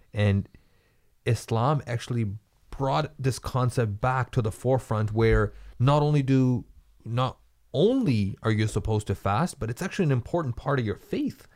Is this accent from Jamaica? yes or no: no; Canada; we as Canadian